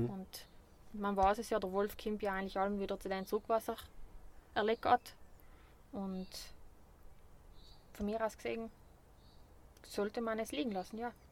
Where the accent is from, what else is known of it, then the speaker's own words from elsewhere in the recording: Bavaria, Germany; weil ich bin ja Bayerin